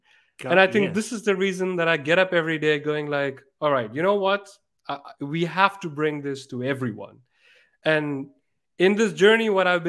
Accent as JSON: {"language": "English", "country": "Pakistan", "said": "And I'm from Pakistan. I also want to do things there."}